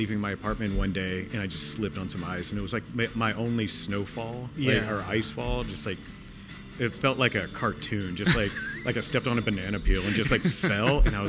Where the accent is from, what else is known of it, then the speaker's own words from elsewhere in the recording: El Campo, Texas, United States; moved away as an adult; also born or lived in El Paso; now in Los Angeles, United States; my hometown. I grew up in a town called El Campo.